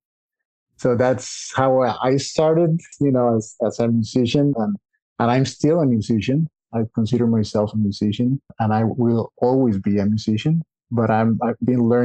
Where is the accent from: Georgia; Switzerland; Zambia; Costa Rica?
Costa Rica; moved away as an adult; we were born and raised in Costa Rica